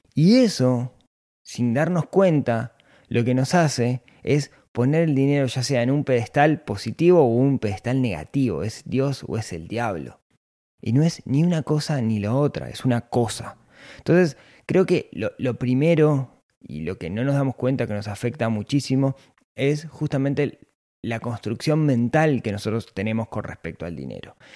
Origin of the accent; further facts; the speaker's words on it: Ciudad de la Costa, Canelones, Uruguay; nací en la ciudad de la costa